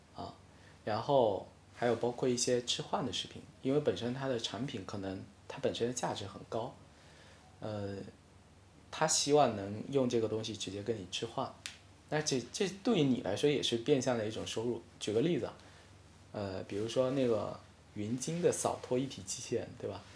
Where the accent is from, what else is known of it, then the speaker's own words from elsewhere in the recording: Hainan, China; first language Hainanese; Chinese is a second language; moved away as an adult; also born or lived in Northeast China; now in Beijing, China; 我到十八岁之前我都没有出过海南，所以其实那时候我的母语大多是说海南话